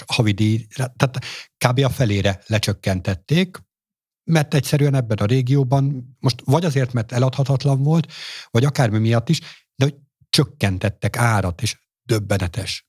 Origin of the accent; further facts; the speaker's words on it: Hungary; tőzsgyökeres magyarként